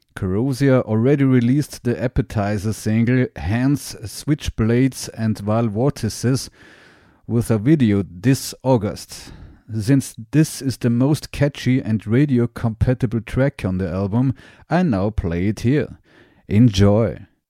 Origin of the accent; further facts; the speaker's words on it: Graz, Styria, Austria; I'm a musician from Graz, Austria